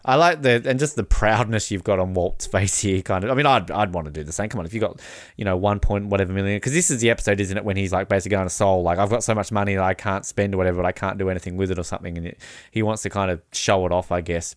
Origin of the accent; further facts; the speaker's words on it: Australia; also born or lived in New Zealand; as an Australian